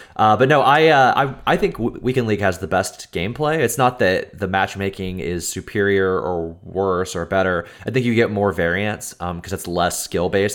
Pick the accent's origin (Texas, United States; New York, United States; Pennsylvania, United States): Texas, United States; accent: American; I'm from Texas